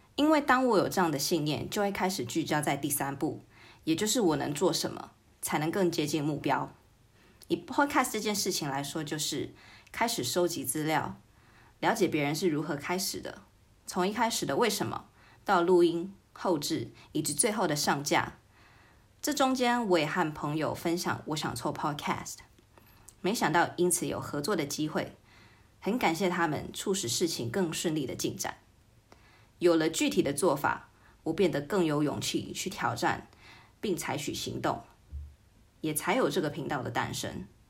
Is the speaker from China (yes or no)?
no; United Kingdom; moved away; 小时候在英国长大